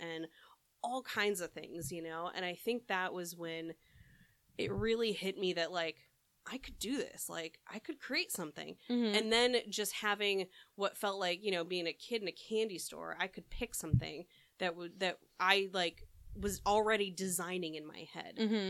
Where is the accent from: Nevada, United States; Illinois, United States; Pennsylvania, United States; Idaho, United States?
Illinois, United States; a suburb just outside of Chicago; moved away as an adult; now in California, United States; Yeah, I grew up in a suburb just outside of Chicago.